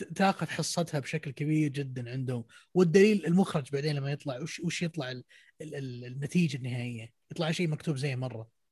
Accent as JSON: {"language": "Arabic", "country": "Saudi Arabia", "said": "عندنا في السعوديه"}